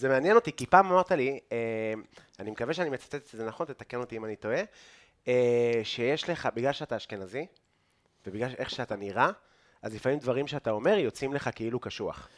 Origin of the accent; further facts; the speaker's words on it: Afula, Northern District, Israel; אני מעפולה, אז אנחנו באמת מגיעים כאילו מאותו אזור בארץ, כן. אנחנו מעמק יזרעאל